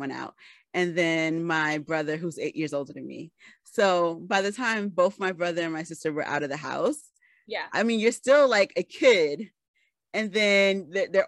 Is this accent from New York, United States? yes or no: yes; New York City, New York, United States; I'm from the Bronx